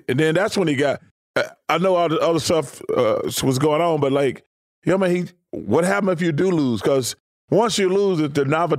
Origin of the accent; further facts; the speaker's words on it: Alabama, United States; moved away as an adult; also born or lived in Philadelphia; I grew up in Alabama, so we don't have any pro football.